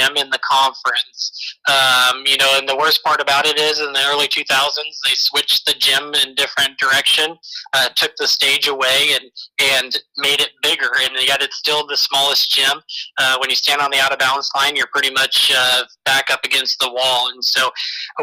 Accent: WACO community, Iowa, United States; growing up at the Waco community and always running around with the Columbus Junction and Winfield community

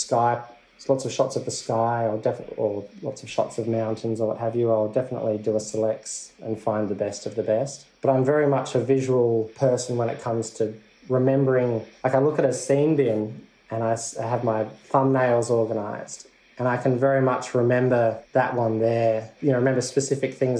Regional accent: South Australia, Australia; I'm from South Australia.

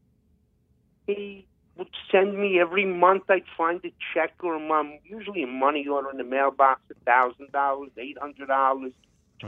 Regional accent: New York City, New York, United States; now in New Jersey, United States; I come from Borough Park in Brooklyn, and Borough Park is a big Hasidic community

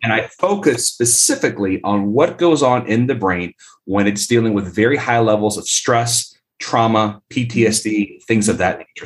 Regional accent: Tampa, Florida, United States; also born or lived in Colombia; I was born and raised in Tampa, Florida

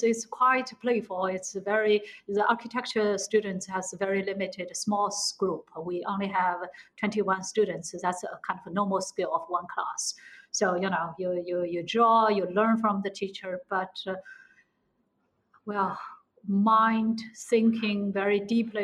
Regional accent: Shanghai, China; moved away as an adult; also born or lived in United States; I'm from Shanghai

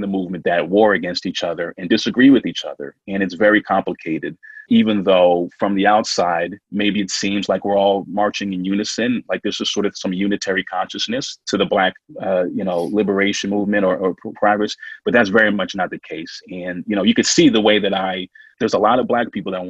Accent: New Hampshire, United States; I grew up in New Hampshire

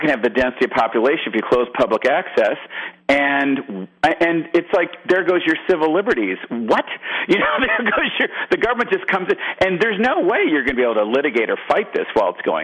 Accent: Michigan, United States; now in Georgia, United States; I'm from Michigan, I live in Georgia now

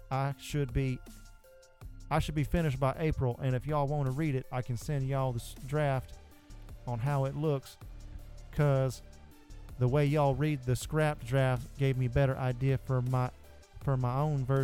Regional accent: the South, United States; Because we're from the South, boy. We talk

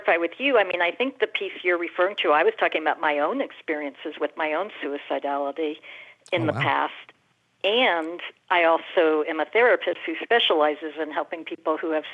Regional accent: Houston, Texas, United States; I grew up in Houston, Texas

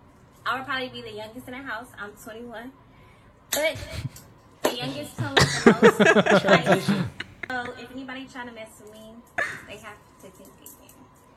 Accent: Los Angeles, California, United States; I'm from Los Angeles, California

